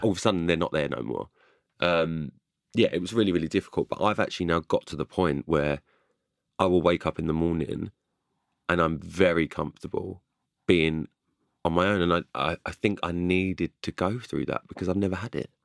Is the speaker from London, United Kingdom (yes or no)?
yes; London, United Kingdom; I'm from, I'm from London